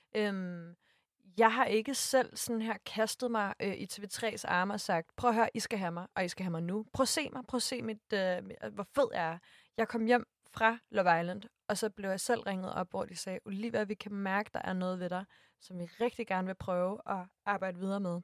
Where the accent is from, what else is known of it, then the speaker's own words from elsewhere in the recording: Næstved, Zealand, Denmark; jeg er fra Næstved